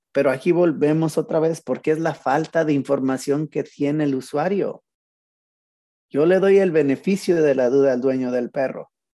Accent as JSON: {"language": "Spanish", "country": "Mexico", "moved": "yes", "said": "pues yo soy mexicano también"}